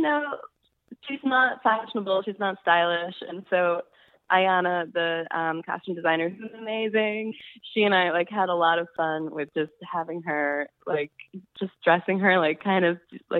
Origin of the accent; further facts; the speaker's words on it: Chicago, Illinois, United States; now in New York, United States; Yeah, I'm originally from Chicago, but I've lived in New York for about 10 years.